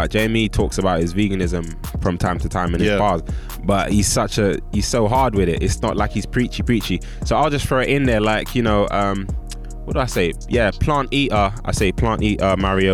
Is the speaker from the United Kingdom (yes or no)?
yes; London, United Kingdom; I'm from West Northwest